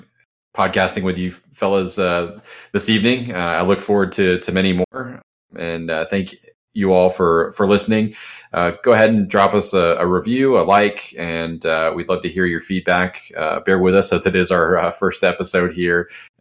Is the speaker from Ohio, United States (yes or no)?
no; Jacksonville, Florida, United States; from Jacksonville, Florida.